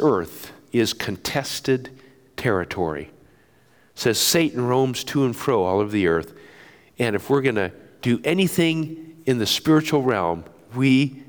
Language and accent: English; Japan; I grew up in Japan and as a son of missionaries